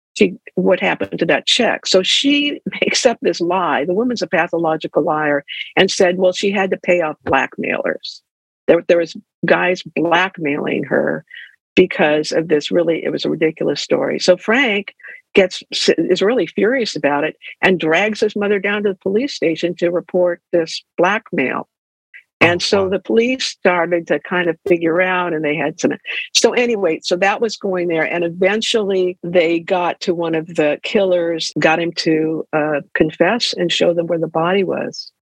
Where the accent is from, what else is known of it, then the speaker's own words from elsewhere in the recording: Ventura, California, United States; also born or lived in Davis, California; I grew up in Ventura